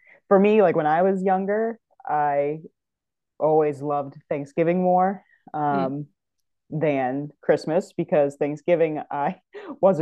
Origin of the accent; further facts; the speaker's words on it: Northeast, United States; also born or lived in New Hampshire / Massachusetts; living in the Northeast